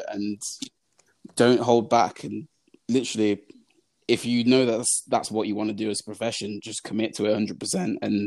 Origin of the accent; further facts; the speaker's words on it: Birmingham, West Midlands, United Kingdom; growing up in Little Aston in Birmingham, where we grew up, we were the only Black family in the neighborhood